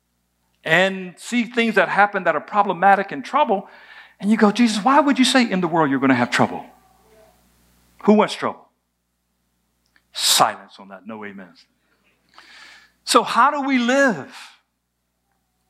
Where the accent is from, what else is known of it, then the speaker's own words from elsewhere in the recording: United States; I was born in America. There's a lot that comes with being born in America